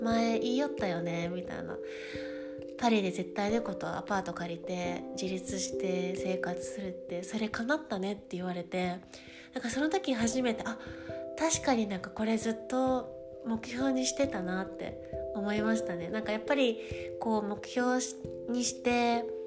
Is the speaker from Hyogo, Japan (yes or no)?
no; Koga, Fukuoka, Japan; moved away as an adult; now in Paris, France; 生まれ出身は九州の福岡県です福岡県で、えっと、子供の頃から小学校中学校まで古賀市